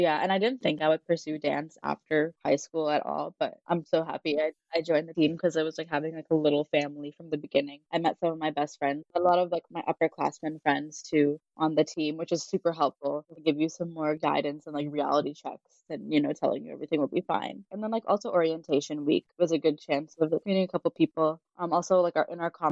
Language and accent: English; Orlando, Florida, United States; moved away as an adult; now in Baltimore, United States; I'm from Orlando, Florida